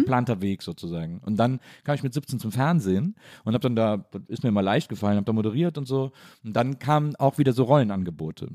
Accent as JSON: {"language": "German", "town": "Wesseling", "region": "North Rhine-Westphalia", "country": "Germany", "tie": "born or raised there", "said": "ich bin in Wesseling aufgewachsen"}